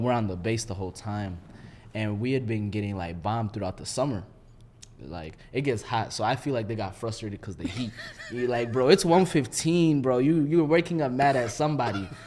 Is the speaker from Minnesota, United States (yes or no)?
yes; Minneapolis, Minnesota, United States; I'm from Minneapolis